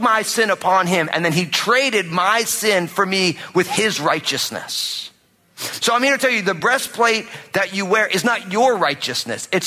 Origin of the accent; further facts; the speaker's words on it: New Jersey, United States; I'm from New Jersey and I'm Italian